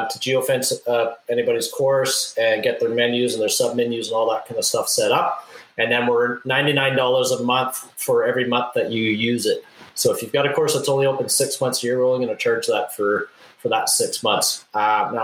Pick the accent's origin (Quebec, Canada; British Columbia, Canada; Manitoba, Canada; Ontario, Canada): Manitoba, Canada; Winnipeg; my hometown of Winnipeg, Manitoba